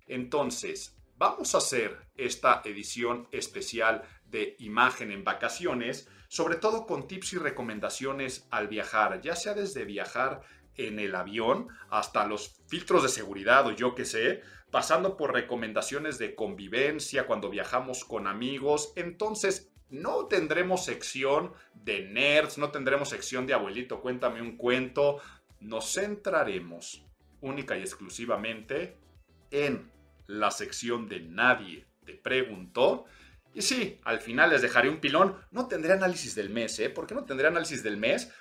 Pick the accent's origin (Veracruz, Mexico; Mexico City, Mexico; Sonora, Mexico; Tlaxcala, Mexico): Mexico City, Mexico; soy chilango